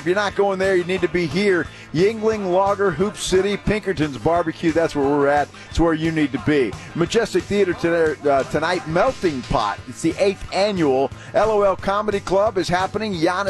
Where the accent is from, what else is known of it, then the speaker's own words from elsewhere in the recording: San Antonio, Texas, United States; I know we're from San Antonio, we live here